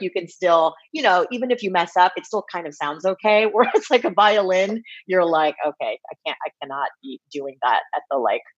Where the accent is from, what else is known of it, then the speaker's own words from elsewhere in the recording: Bay Area, California, United States; growing up in the Bay Area